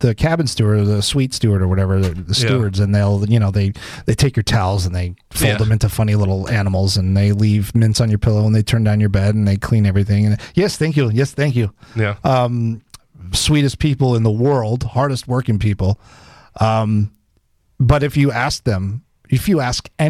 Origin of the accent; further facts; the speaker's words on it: Davie, Florida, United States; moved away as an adult; also born or lived in Long Island, New York; now in Fairport, United States; I grew up in Broward County, so I grew up in Davie, Cooper City, Plantation area